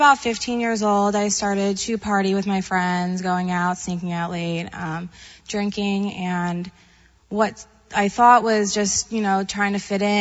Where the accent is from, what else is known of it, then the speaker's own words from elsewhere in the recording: Long Island, New York, United States; moved away; I'm originally from Long Island, New York